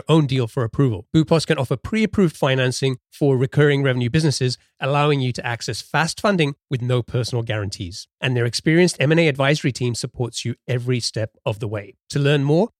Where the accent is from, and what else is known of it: London, United Kingdom; born or raised there; moved away as an adult; now in Seattle area, United States